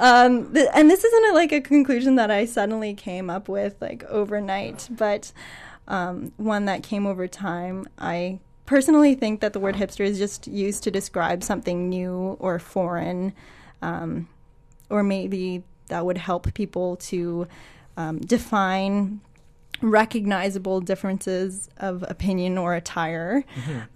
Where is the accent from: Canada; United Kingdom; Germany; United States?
Canada; Toronto, Ontario; moved away; I am originally from Toronto.